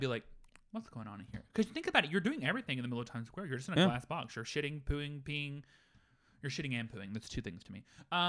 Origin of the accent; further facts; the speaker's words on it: the South, United States; I'm from the South. We had corn up the wazoo.